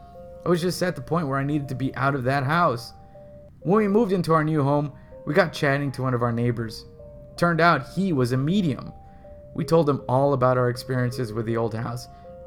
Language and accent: English; South West England, United Kingdom; I'm 21 and I'm from Devon in the UK. When I was 14, my family moved into a house that was called the Old Mill.